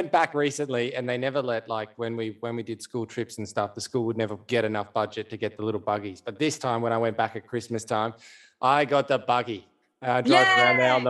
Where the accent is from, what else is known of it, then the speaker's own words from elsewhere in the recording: Dubbo, New South Wales, Australia; I'm born and raised in Dubbo.